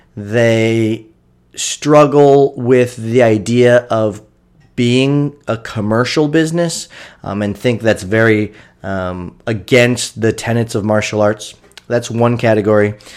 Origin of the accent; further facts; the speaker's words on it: Kendallville, Indiana, United States; my hometown of Kendallville.